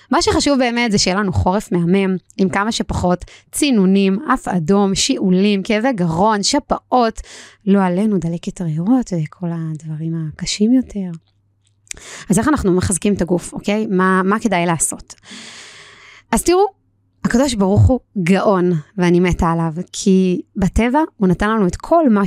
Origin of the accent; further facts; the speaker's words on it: Israel; ואני גדלתי ביישוב ליד ירושלים, יישוב מאוד מאוד קר, יש לציין